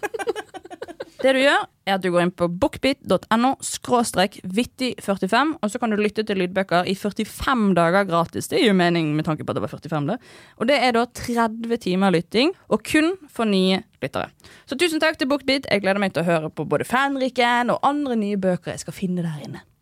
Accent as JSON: {"language": "Norwegian", "town": "Bergen", "region": "Vestland", "country": "Norway", "said": "jeg er fra Loddefjord."}